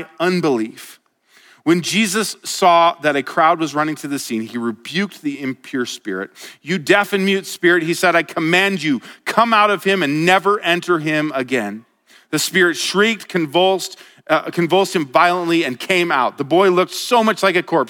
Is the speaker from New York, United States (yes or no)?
no; Colorado, United States; moved away as an adult; now in Montana, United States; I was from Colorado